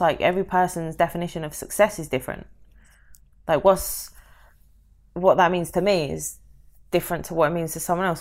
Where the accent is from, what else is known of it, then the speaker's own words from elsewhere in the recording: London, United Kingdom; moved away; I'm from London